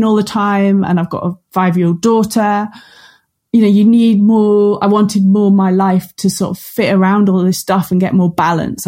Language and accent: English; Cumbria, North West England, United Kingdom; moved away as an adult; also born or lived in Luton; I'm from Cumbria, off a farming background